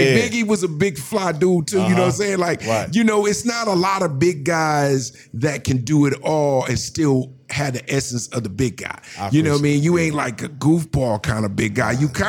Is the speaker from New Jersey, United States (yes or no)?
yes; New Jersey, United States; now in Los Angeles, United States; I'm from the East Coast, Jersey.